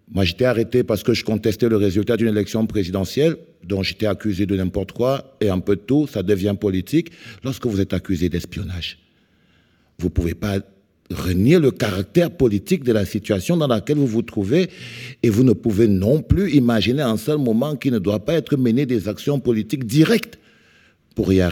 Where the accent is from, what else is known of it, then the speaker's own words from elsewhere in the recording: Cameroon; je viens du Cameroun